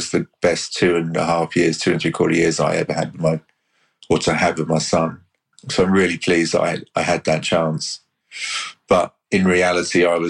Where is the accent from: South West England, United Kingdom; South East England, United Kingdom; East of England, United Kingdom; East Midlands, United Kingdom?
South East England, United Kingdom; Hampshire; I grew up in the Hampshire countryside